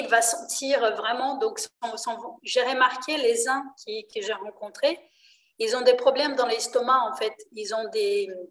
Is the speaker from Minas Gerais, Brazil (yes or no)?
no; Rio de Janeiro, Brazil; French is a second language; now in France; je suis d'origine brésilienne, je suis née à Rio